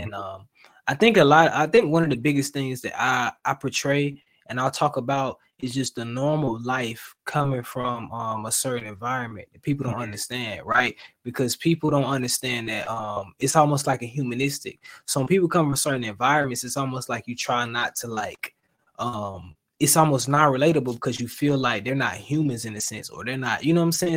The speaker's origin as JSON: {"language": "English", "region": "Florida", "country": "United States", "moved": "yes", "lives_now": "Atlanta, United States", "said": "I'm from the South, right? But I'm from Florida, right? So I stay in Georgia now. I stay in Atlanta."}